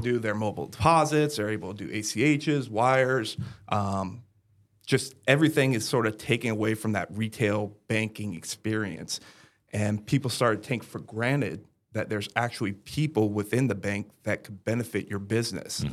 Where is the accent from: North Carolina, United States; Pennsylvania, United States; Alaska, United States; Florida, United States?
Florida, United States; Brevard County, Central; also born or lived in San Antonio, Texas; I was born and raised here in Central Florida, over in Brevard County